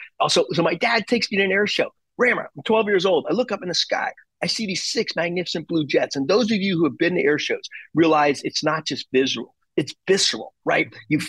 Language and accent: English; Germany; born there; my background, my dad was my hero. I was born in Germany.